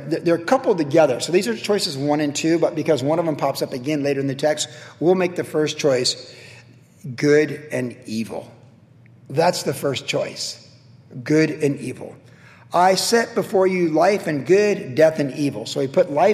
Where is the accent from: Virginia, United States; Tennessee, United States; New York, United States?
Virginia, United States; now in Huntington Beach, United States; I grew up in Virginia like that as a kid.